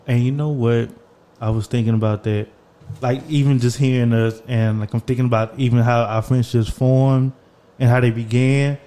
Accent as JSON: {"language": "English", "town": "Orange", "region": "Texas", "country": "United States", "tie": "born or raised there", "said": "we grew up in Orange, Texas"}